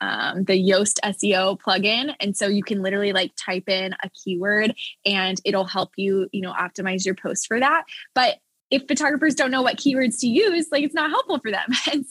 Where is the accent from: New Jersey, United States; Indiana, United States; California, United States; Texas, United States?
Texas, United States; Dallas; now in Nashville, United States; I am also born and raised in Dallas. Now I'm in Nashville